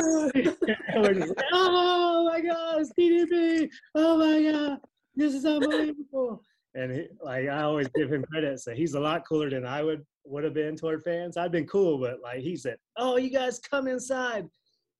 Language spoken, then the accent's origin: English; Austell, Georgia, United States; I grew up in Cobb County, Georgia, so I grew up on WCW